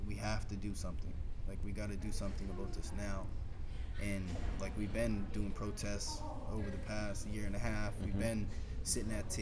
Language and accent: English; Nova Scotia, Canada